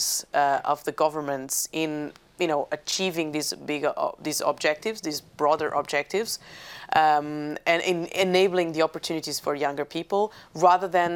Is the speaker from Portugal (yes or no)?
yes; Portugal; I'm from Portugal